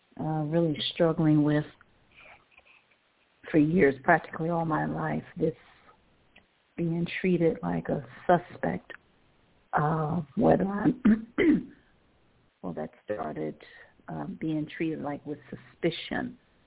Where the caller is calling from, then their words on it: Cleveland, Ohio, United States; I'm calling from Cleveland, Ohio.